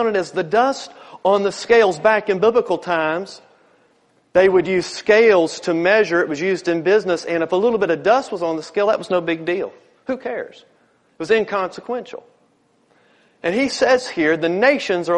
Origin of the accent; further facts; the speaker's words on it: Newport News, Virginia, United States; growing up in Newport News